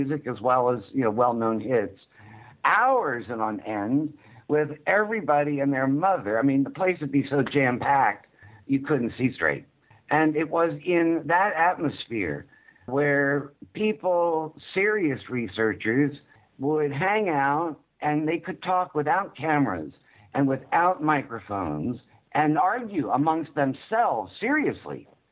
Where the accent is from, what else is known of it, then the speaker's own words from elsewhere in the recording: the South, United States; I was raised in the South